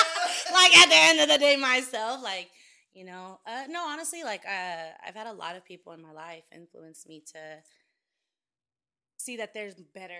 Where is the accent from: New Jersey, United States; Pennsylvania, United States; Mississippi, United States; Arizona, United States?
Arizona, United States; Phoenix; Born and raised in Phoenix.